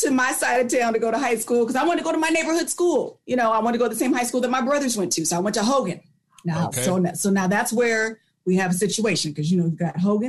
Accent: Vallejo, California, United States; moved away as an adult; now in Sacramento, United States; born and raised in Vallejo. My parents still live there. So I bounced around in middle school, or I should say in elementary school, went to Pennycook.

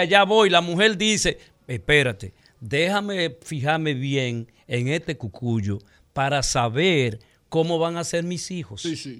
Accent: Dominican Republic; nosotros es una etnia, la dominicana

